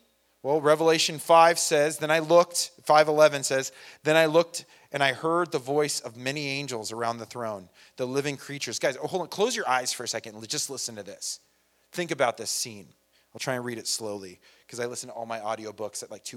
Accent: San Bernardino, California, United States; I'm Irish and I'm from San Bernardino

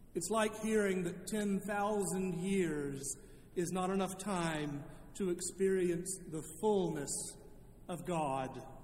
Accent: Charlotte, North Carolina, United States; moved away as an adult; also born or lived in Indiana; I had returned to my hometown of Charlotte

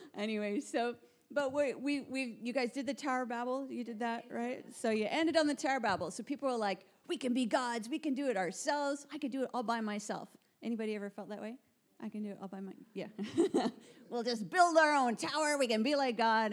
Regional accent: Canada; moved away as an adult; now in Guildford, United Kingdom; I am from Canada. Moved recently to the UK about seven months ago

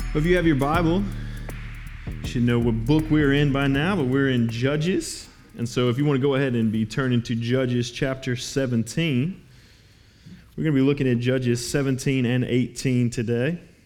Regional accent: Los Angeles, California, United States; moved away; we'd actually just moved back to uh, my hometown in L

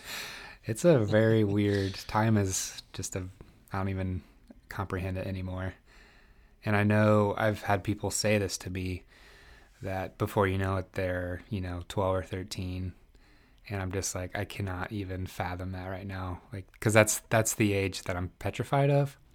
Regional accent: East Central Indiana, United States; moved away as an adult; also born or lived in Northeast Philadelphia; now in Philadelphia, United States; I grew up in Indiana, uh, East Central Indiana, so I liken myself to a, a, Midwesterner

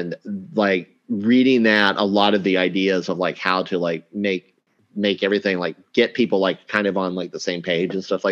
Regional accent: Oklahoma, United States; moved away; growing up in Oklahoma

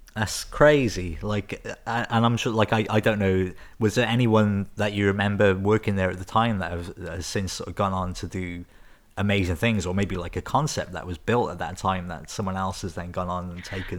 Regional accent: Newport, Wales, United Kingdom; I grew up in Newport

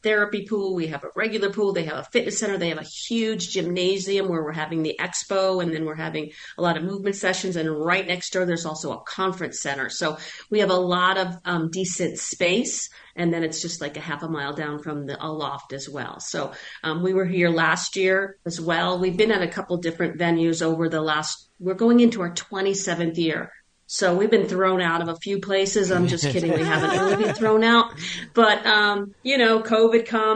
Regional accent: Buffalo, New York, United States; also born or lived in Long Island, New York; now in Phoenix, United States; I'm actually from Buffalo, New York, or I'm from Long Island and then Buffalo, and so once I left, which was over 40 years ago

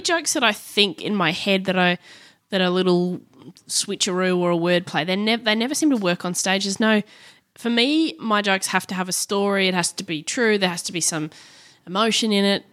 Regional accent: Brisbane, Queensland, Australia; also born or lived in Perth; starting my show there in Brisbane 'cause it's my hometown

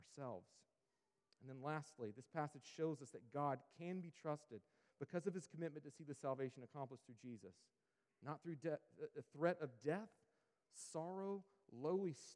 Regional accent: Sampson County, North Carolina, United States; where I grew up out in Sampson County

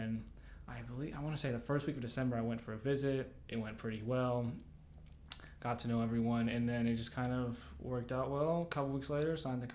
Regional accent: Memphis, Tennessee, United States; moved away as an adult; also born or lived in Minneapolis, Minnesota; I came from Minnesota. I was born in Minneapolis. Uh-huh. I moved to Memphis when I was 10

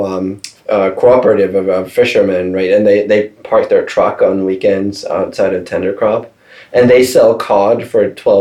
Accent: Stockholm, Stockholm County, Sweden; English is a second language; It's always nice to be able to say I'm from Stockholm because most Americans only know that one place.

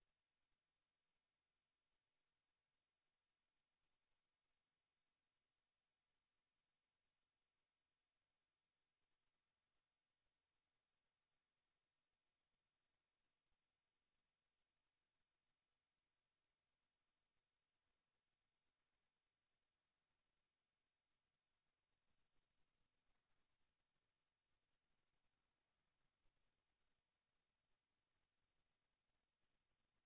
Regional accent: United States; I'm American

